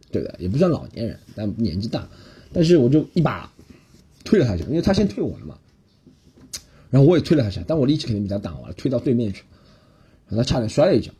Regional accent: Shanghai, China; 我先用上海话说，让她知道我是个上海人

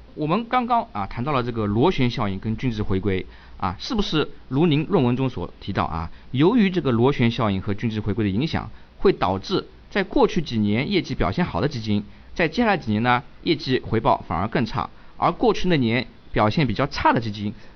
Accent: China; 我们中国人

